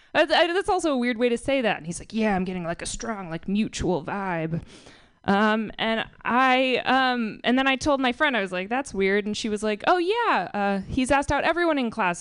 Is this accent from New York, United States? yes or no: no; Marin, California, United States; I'm from Marin